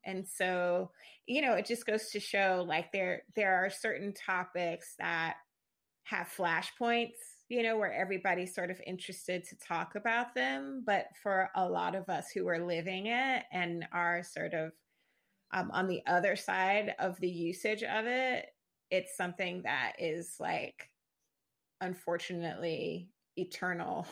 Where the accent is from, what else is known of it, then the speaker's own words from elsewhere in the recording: Jacksonville, Florida, United States; moved away as an adult; now in Brooklyn, New York, United States; I'm from the Southern United States. I'm from Florida